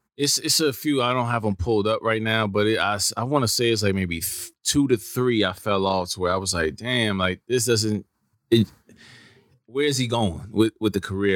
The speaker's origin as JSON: {"language": "English", "region": "New York", "country": "United States", "said": "I came from New York"}